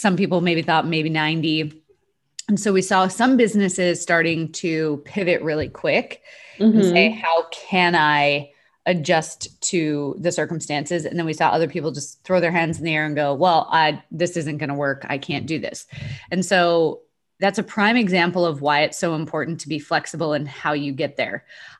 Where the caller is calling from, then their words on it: Dallas, Texas, United States; Dallas, Texas.